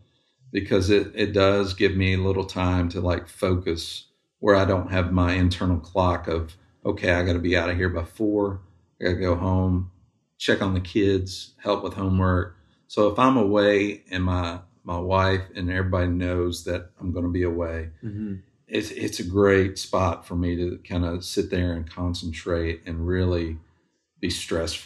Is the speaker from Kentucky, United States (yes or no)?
yes; Kentucky, United States; now in Nashville, United States; I grew up in Kentucky and we didn't have a NFL team